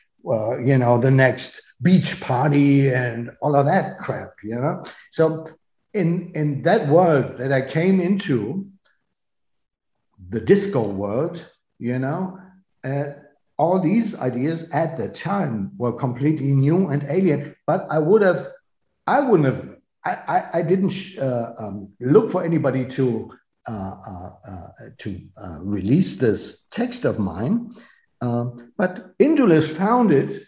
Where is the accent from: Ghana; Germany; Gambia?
Germany; North Rhine-Westphalia; now in Berlin, Germany; I come from Westphalia